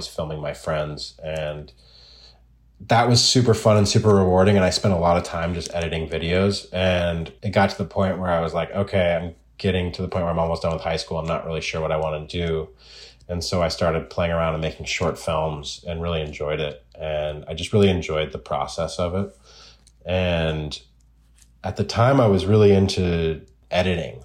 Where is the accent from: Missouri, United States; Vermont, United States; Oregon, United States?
Oregon, United States; I grew up in Oregon, and I grew up in the woods.